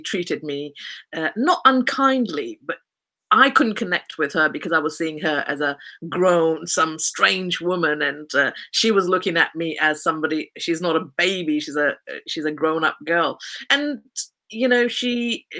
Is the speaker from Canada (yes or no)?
no; Kent, South East England, United Kingdom; I was born in Kent, which is also known as the Garden of England.